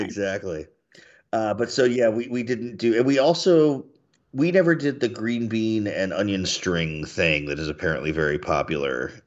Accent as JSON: {"language": "English", "region": "Mississippi", "country": "United States", "said": "we eat a lot of rice in Mississippi too"}